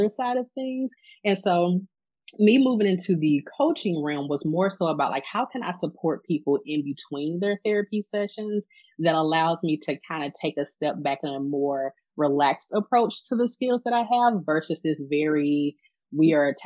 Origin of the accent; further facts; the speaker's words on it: St. Louis, Missouri, United States; I am from St. Louis. I am born and raised here